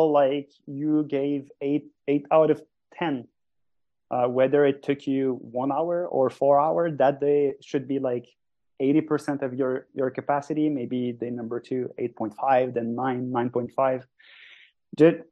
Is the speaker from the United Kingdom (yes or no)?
no; Sentier du Moulin hometown, Quebec, Canada; English is a second language; Sentier du Moulin, which is in my hometown, where I do coach and guide people